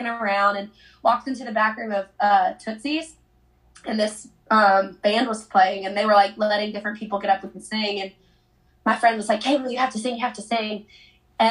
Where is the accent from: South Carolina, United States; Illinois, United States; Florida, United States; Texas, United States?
South Carolina, United States; moved away as an adult; now in Nashville, United States; I'm from South Carolina, but I've been living in Nashville since 2013